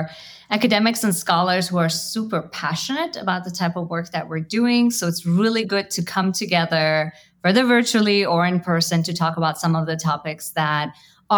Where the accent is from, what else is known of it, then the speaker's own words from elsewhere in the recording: United States; as an Iranian American, I grew up mostly in the United States